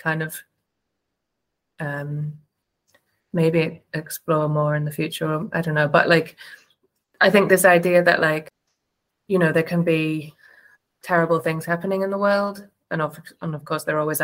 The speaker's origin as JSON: {"language": "English", "region": "England", "country": "United Kingdom", "tie": "born or raised there", "moved": "yes", "said": "I grew up in England"}